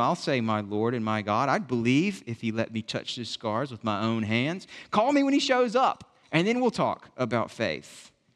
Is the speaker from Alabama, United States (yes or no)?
yes; Southwest Alabama, United States; moved away; in the village where I grew up in Southwest Alabama